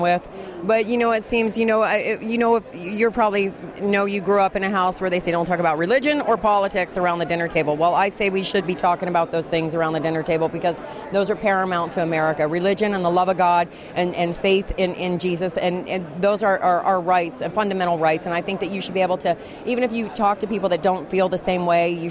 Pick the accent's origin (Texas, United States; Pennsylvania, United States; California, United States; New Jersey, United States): California, United States; also born or lived in Washington, D.C.; I'm from California, but I've been in D.C. since August